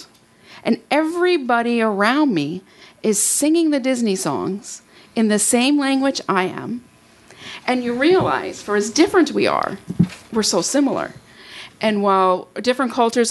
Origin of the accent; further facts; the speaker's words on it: Canada; I'm from Canada